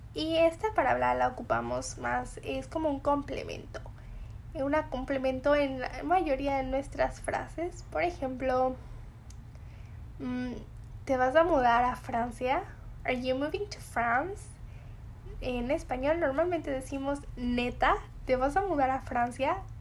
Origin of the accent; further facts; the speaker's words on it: Mexico; Yo soy mexicana y conozco muy bien estos significados y estas palabras